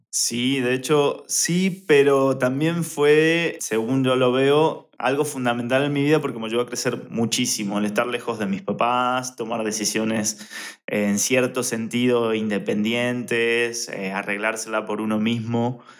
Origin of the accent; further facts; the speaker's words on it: Argentina; accent: mixture of accents; also born or lived in Buenos Aires / Rosario; soy de Argentina, pero tengo una mezcla de acentos porque del lugar de donde soy se habla de manera diferente, de por sí. Y además, viví en Buenos Aires, que se habla diferente, en Rosario, también en Argentina